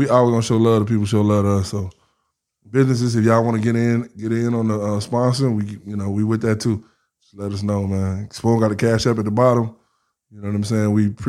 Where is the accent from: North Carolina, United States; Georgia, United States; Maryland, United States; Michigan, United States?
Georgia, United States; Atlanta; now in Florence; Because I came from Atlanta, man. We so loud.